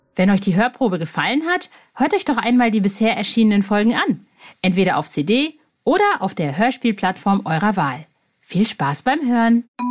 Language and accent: German; Cologne, North Rhine-Westphalia, Germany; bei uns in Köln ist dann Karneval